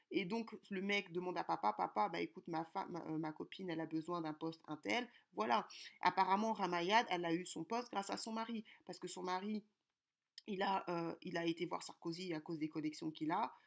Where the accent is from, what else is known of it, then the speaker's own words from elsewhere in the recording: Kinshasa, DR Congo; now in France; je suis congolaise de Kinshasa